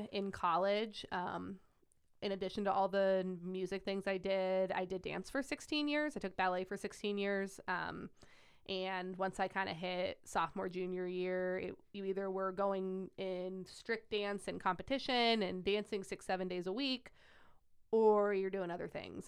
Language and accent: English; Wadsworth, Ohio, United States; also born or lived in Las Vegas, Nevada; I grew up in Wadsworth, Ohio